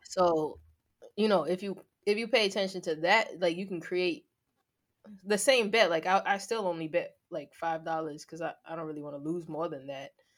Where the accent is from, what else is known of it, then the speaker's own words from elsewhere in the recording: Long Island, New York, United States; I'm from Long Island